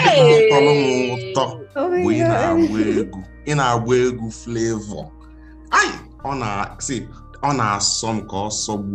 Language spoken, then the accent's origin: English; Anambra, Nigeria; I'm proudly Anambra.